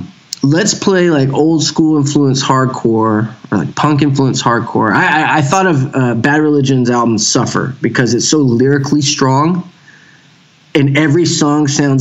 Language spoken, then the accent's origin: English; Houston, Texas, United States; Yeah, born in Houston, raised in Houston. I've lived a few other places now, but most of my life was in Houston.